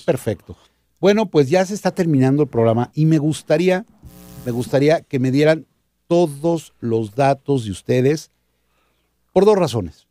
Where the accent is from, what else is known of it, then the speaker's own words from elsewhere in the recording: Mexico; Nosotros como mexicanos